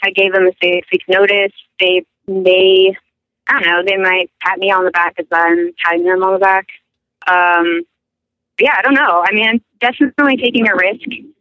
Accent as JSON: {"language": "English", "town": "Denton", "region": "Texas", "country": "United States", "also_born_or_lived": "Seattle", "moved": "as an adult", "said": "I'm from Denton, Texas, so I went to school there"}